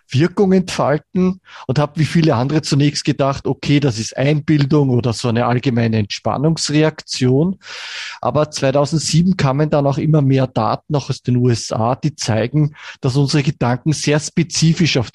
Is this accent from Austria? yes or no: yes; Vienna, Austria; born there; bin gebürtiger Wiener, lebe auch in Wien